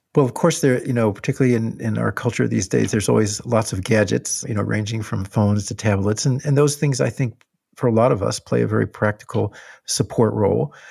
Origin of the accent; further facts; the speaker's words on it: Illinois, United States; where I grew up in Illinois